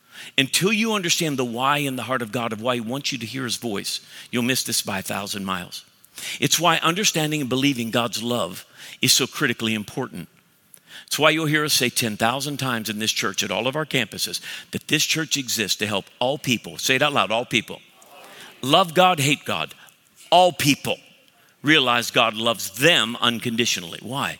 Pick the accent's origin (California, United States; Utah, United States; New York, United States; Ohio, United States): Ohio, United States; Cleveland; So I'm from Cleveland, I'm offended.